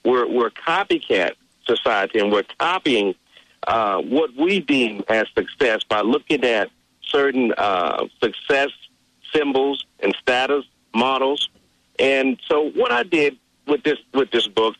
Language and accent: English; Mobile, Alabama, United States; I grew up in Mobile, Alabama.